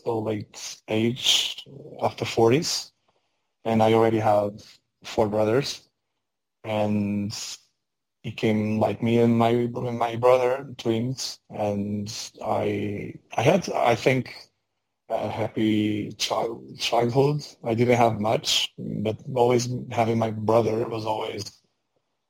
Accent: Portugal; I'm Portuguese. I was born in Portugal.

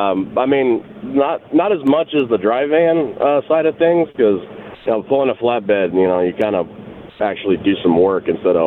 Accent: Wisconsin, United States; No, I'm actually from Wisconsin.

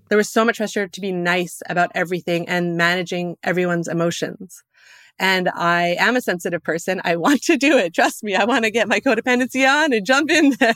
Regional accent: Alberta, Canada; growing up in Alberta

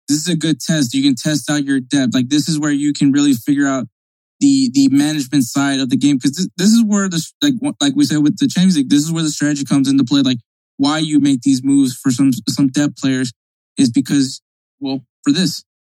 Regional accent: United States; as an American

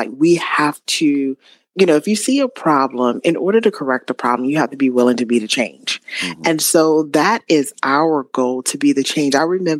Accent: Spartanburg, South Carolina, United States; She went missing from my hometown of Spartanburg, South Carolina.

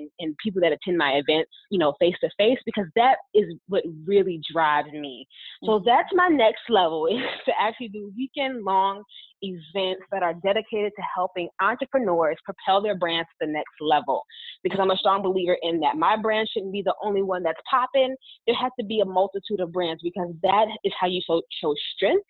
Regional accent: Englewood, New Jersey, United States; also born or lived in North Carolina; now in Dallas, United States; I am originally born and raised in Englewood, New Jersey, in Northern Jersey

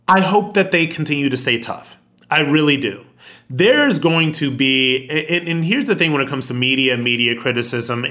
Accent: United States; as American

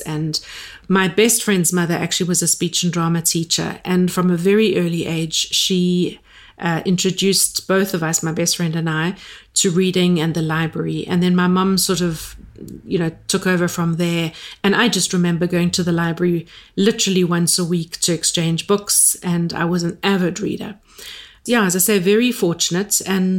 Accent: Durban, KwaZulu-Natal, South Africa; And I was born in Durban, went to school there. I've always lived in South Africa

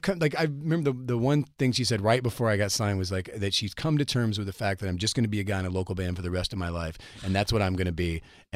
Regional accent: the South, United States; accent: Southern; I mean, if you listen back to the first couple records, I mean, I was from the South. I had a much deeper Southern accent, like when I sang and when I talked.

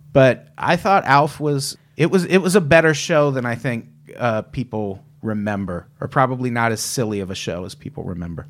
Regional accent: Illinois, United States; I grew up in Illinois

